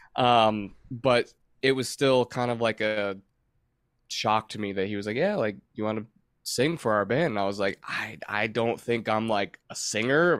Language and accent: English; Michigan, United States; moved away as an adult; now in North Carolina, United States; I grew up in Michigan